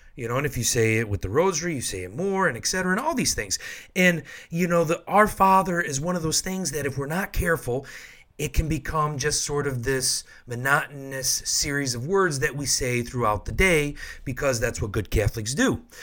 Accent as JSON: {"language": "English", "region": "Michigan", "country": "United States", "also_born_or_lived": "Washington, D.C.", "moved": "yes", "said": "I'm from Michigan, so we have a large Chaldean population there"}